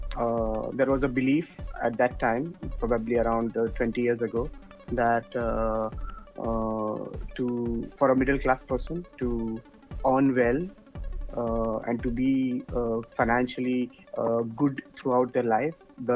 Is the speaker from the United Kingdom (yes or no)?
no; Daman, Dadra and Nagar Haveli and Daman and Diu, India; also born or lived in Mumbai, India; now in Dubai, United Arab Emirates; So, I was born in Mumbai. And then I got shifted with my one part of my family to a small town which is next to Mumbai. It's called Daman.